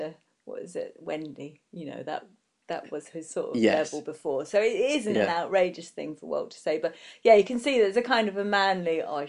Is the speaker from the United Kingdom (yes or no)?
yes; United Kingdom